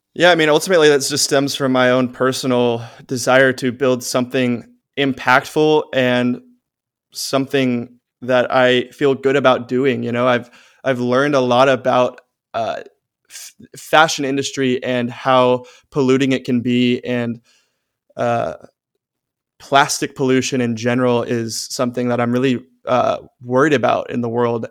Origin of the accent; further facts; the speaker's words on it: Austin, Texas, United States; my hometown of Austin